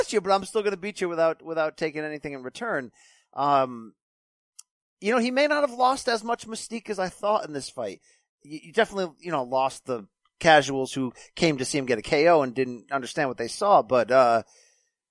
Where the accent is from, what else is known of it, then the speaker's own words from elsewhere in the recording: Connecticut, United States; I'm from Connecticut